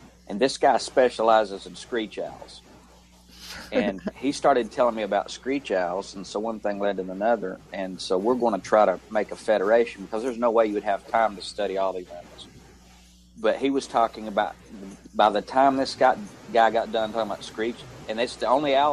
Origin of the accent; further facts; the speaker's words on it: Tennessee, United States; I'm from Tennessee